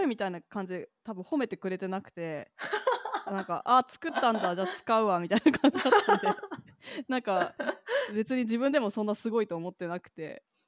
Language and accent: Japanese; Kentucky, United States; moved away; 私、ケンタッキー州出身